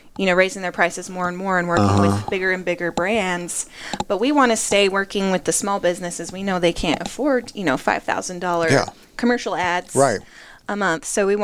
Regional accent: Rocky Mountains, United States; now in Appalachian Mountains, United States; I named it Two Peak Studios because we're from the Rocky Mountains, right?

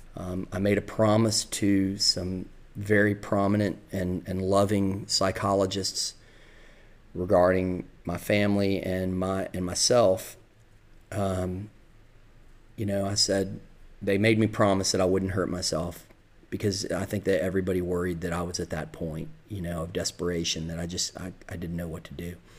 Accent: the South, United States; accent: Southern; moved away; also born or lived in the North (high school); people would talk about my Southern accent

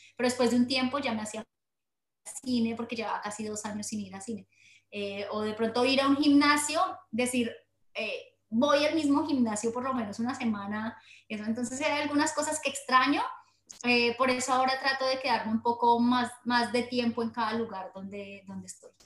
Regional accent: Colombia; moved away as an adult; Soy colombiana, nata, nacida en colombiana, pero mi corazón realmente pertenece al mundo entero, o sea, nací para recorrer el mundo y entonces eh, nata en Colombia

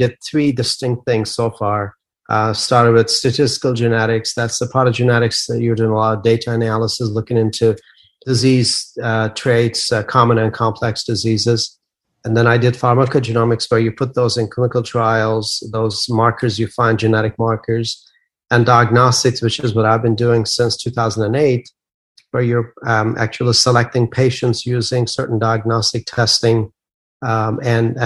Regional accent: Turkey; moved away as an adult; now in United States; I'm a native of Turkey. I grew up in Turkey.

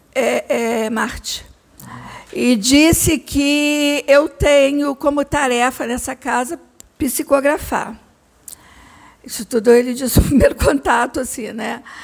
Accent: Barra Mansa, Rio de Janeiro, Brazil; moved away as an adult; now in Rio de Janeiro, Brazil; eu sou do interior, sou de Barra Mansa, e eu vim para o Rio de Janeiro estudar, então estou no Rio há muitos anos.

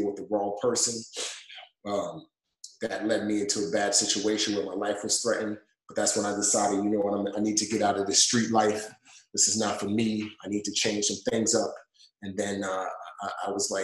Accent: New York City, New York, United States; also born or lived in Nigeria; I grew up in the Bronx. Bronx, New York. If you can't hear my accent, you could probably catch some of it when I say the word Bronx

